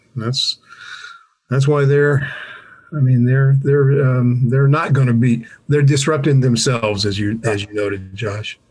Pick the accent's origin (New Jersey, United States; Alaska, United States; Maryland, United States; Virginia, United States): Virginia, United States; Alexandria; I grew up in Alexandria, Virginia, which is uh, basically D.C.